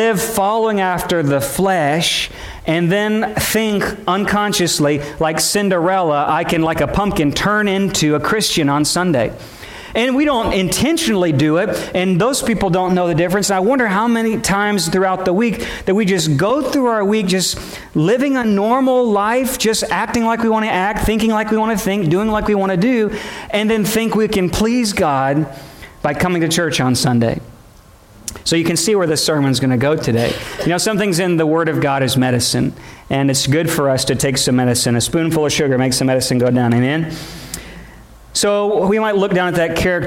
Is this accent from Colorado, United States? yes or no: no; St. Louis, Missouri, United States; moved away as an adult; now in Louisiana, United States; I was born on the Louisiana, Arkansas line, lived there till I was 7 and a half and went to Missouri where we lost job in that area. And we moved to St. Louis area